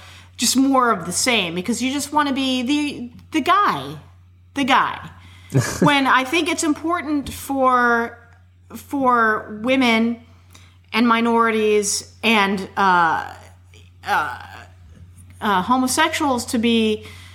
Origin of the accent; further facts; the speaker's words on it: Chicago, Illinois, United States; now in Houston, United States; I originate from Chicago